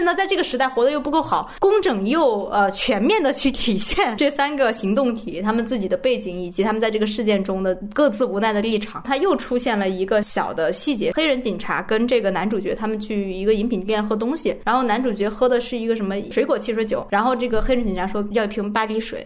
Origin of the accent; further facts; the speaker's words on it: China; 我们作为中国人